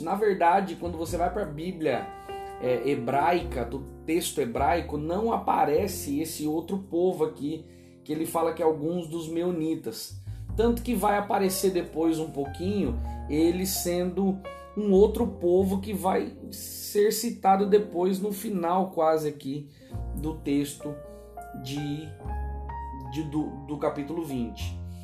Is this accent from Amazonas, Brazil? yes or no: no; São Paulo, Brazil; moved away as an adult; now in Northern Brazil (Pará/Amapá/Maranhão), Brazil; em São Paulo, que é a minha terra natal